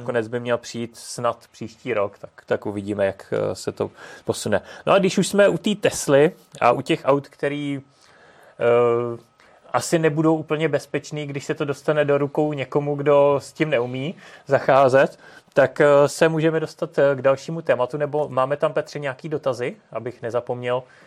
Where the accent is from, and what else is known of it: Czechia